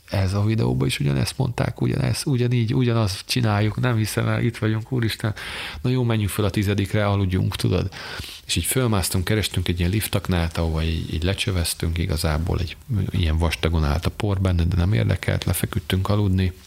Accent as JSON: {"language": "Hungarian", "country": "Hungary", "said": "magyarok vagyunk"}